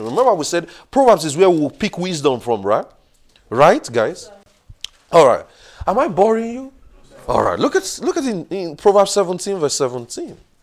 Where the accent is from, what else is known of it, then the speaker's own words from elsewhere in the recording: Nigeria; moved away; I grew up in Nigeria